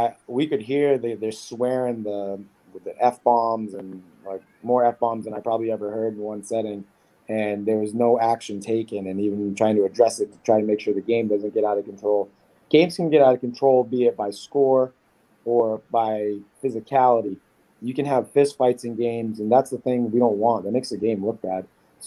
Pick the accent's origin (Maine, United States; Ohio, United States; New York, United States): Maine, United States; now in Rhode Island, United States; I'm from Maine